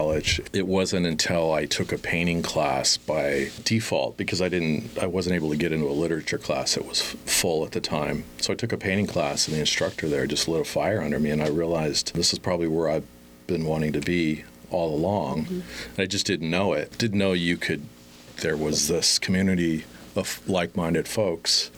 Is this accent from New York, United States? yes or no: no; Las Vegas, Nevada, United States; also born or lived in Chapel Hill, North Carolina; born in Vegas